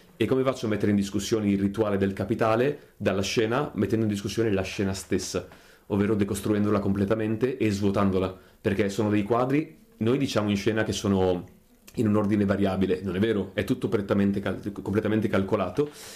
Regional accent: Mirandola, Emilia-Romagna, Italy; now in Bologna, Italy; sono di Mirandola, provincia di Modena

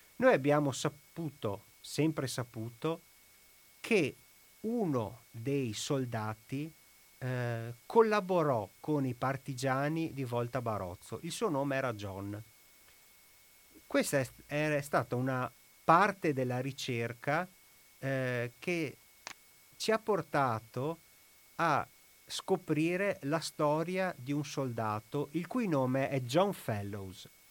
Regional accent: Ponte San Nicolò, Veneto, Italy; io sono di Ponte San Nicolò

